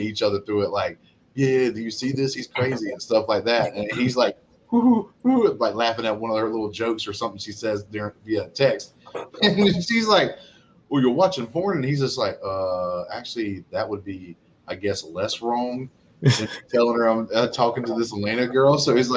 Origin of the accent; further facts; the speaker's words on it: Alabama, United States; I'm from Alabama.